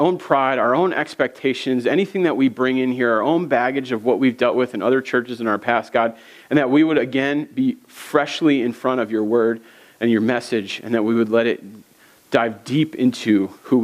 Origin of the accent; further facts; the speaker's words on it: East Coast, United States; moved away as an adult; now in Minnesota, United States; I'm from the East Coast